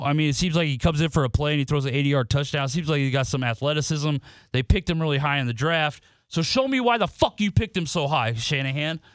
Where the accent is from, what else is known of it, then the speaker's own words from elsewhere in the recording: Nebraska, United States; moved away; I'm from Nebraska